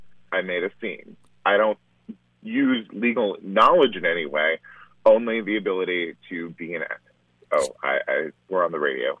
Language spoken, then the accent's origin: English; Yuba City, California, United States; It was extremely hot. It was extremely hot and very dusty, and there were lots of prunes and almonds around.